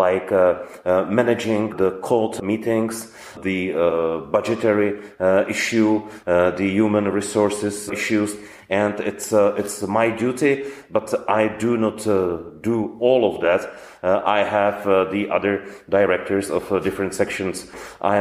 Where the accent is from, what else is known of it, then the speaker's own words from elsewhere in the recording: Brno, South Moravian Region, Czechia; also born or lived in Prague; now in Brno, Czech Republic; as I was born in Brno and my family is in Brno, I wanted to come back to Brno.